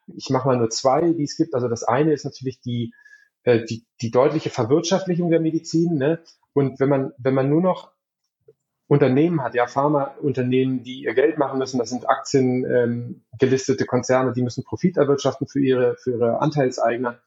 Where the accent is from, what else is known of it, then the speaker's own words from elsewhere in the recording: Berlin, Germany; moved away as an adult; also born or lived in Hamburg; now in Lübeck, Germany; ursprünglich komme ich aber aus Berlin